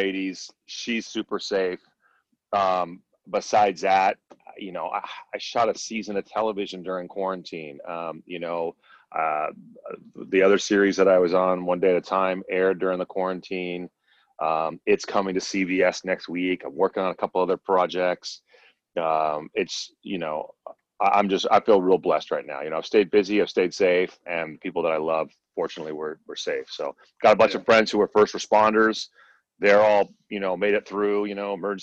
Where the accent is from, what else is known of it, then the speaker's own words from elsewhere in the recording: Berkeley, California, United States; I'm originally from Berkeley, California. I'm actually like fifth generation Bay Area